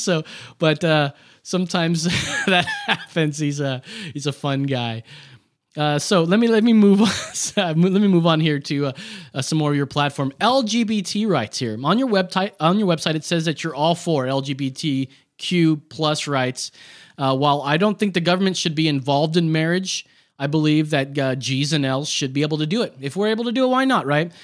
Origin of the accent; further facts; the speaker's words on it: Orange County, California, United States; I'm from Orange County, California